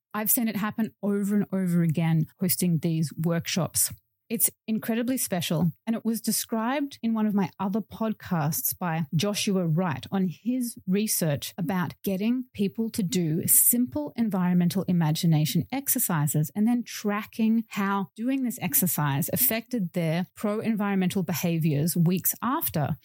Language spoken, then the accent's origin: English; Melbourne, Victoria, Australia; in my hometown of Melbourne, Australia